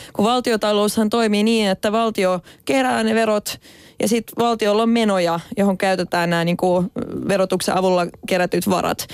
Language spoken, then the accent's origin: Finnish; Finland; olen suomenruotsalainen